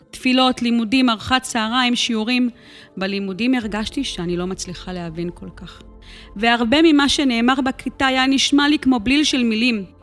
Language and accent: Hebrew; Or Akiva, Haifa District, Israel; גדלתי כאן, באור עקיבא. אני הגדולה מבין שלושה אחים.